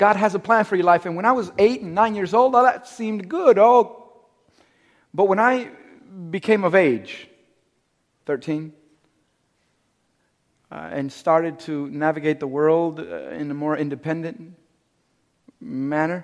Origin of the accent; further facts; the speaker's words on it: Cuba; I'm Cuban. I'm from Cuba.